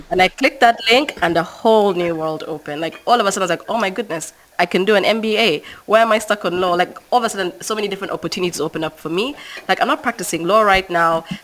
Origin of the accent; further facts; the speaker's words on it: Uganda; I'm from Uganda, right? And Uganda is a very small country. Uganda is not even the biggest country in East Africa.